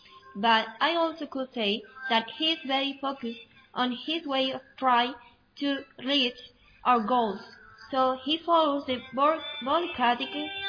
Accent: China; English is a second language; now in Portugal; And I'm from China, although I live in Portugal.

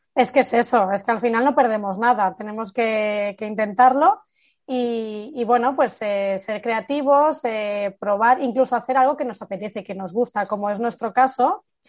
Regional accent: Barcelona, Catalonia, Spain; yo soy de Barcelona

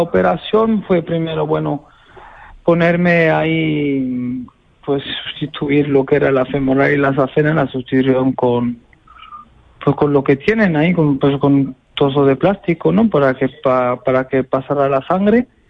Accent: Béziers, Occitania, France; Soy de Beciers, nacido en Beciers. De padre portugués

